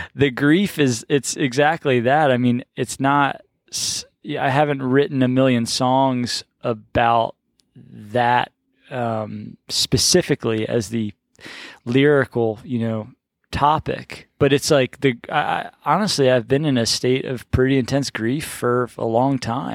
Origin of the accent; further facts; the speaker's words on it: Baltimore, Maryland, United States; moved away; I grew up in Baltimore